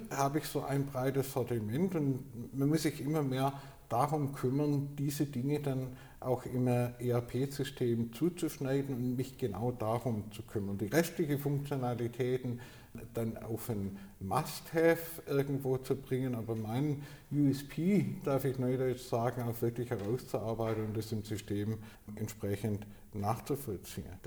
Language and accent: German; Baden-Württemberg, Germany; der vom Schaffen, darf ich als äh, Schwabe sagen, lebt